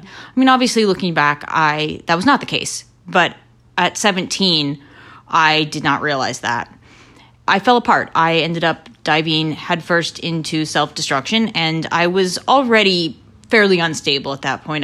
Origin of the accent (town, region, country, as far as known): Lancaster, Pennsylvania, United States; born or raised there